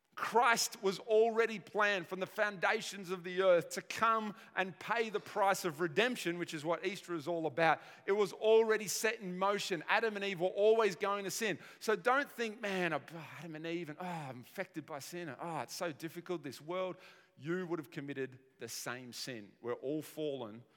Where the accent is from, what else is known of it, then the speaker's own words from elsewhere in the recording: Australia; us as modern Aussie people